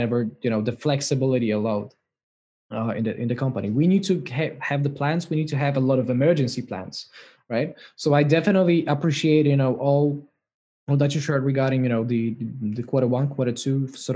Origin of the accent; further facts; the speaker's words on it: Poland; I'm from myself from Poland, right, which is not far away from Sweden as well